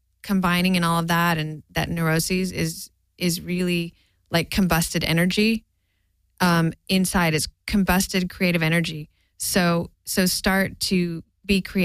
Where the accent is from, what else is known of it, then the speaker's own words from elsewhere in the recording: Stockton, California, United States; also born or lived in San Francisco; I grew up in Stockton